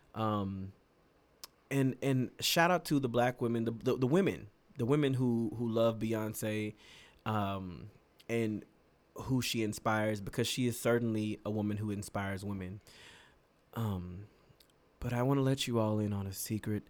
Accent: the South, near Houston, Texas, United States; a lot of the people where I'm from, you know, from the, from the South, you know, who are Houston adjacent, 'cause we're not from Houston

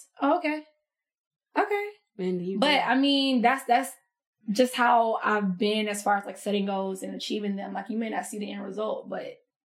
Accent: United States; Ooh, again, I'm from the country. So I've never lived in a city. I've never, like, the closest city to my hometown is Albany.

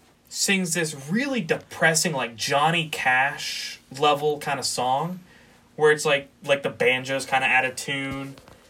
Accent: Florida, United States; I grew up in Florida.

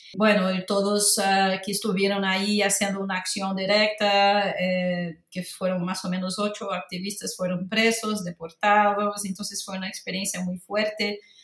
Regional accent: Rio de Janeiro, Brazil; Spanish is a second language; moved away; Soy de Río de Janeiro, brasileña, entonces desde muy pequeña tengo una relación muy, muy próxima con el mar

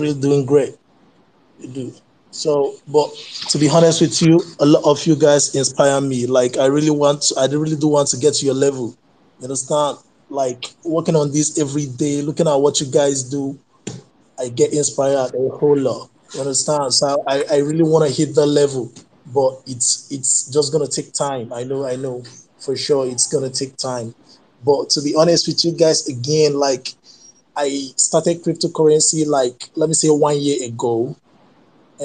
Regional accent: Nigeria; English is a second language; I'm in Nigeria. I'm Nigerian, though, actually.

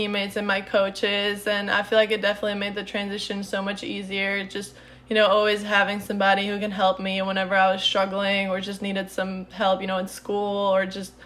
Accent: Czechia; English is a second language; moved away as an adult; also born or lived in Illinois; now in United States; I'm originally from the Czech Republic

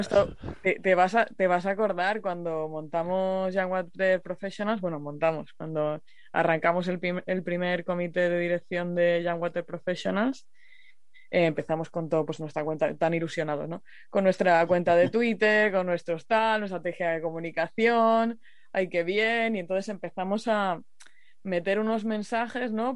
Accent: Murcia, Region of Murcia, Spain; yo soy de Murcia. Y, y cuando era pequeña tuvimos varias de las sequías

